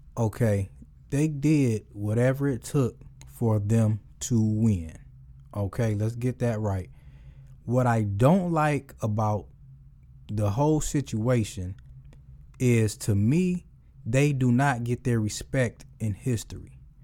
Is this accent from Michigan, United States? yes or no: yes; Detroit, Michigan, United States; I'm from Detroit.